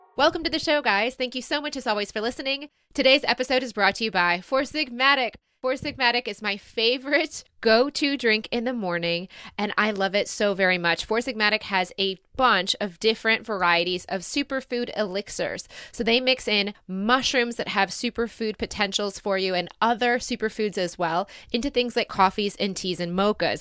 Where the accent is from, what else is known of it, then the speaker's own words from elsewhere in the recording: Detroit area, Michigan, United States; moved away as an adult; also born or lived in Ann Arbor, United States / Sydney, Australia; going back to where I started, or forty-five minutes away from where I started